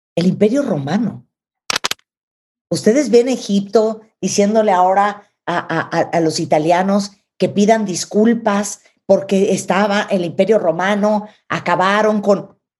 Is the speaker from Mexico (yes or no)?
yes; Mexico